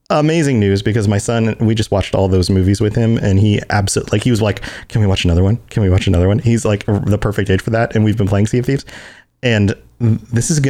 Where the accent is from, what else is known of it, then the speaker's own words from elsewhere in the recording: Puerto Rico; I'm Puerto Rican.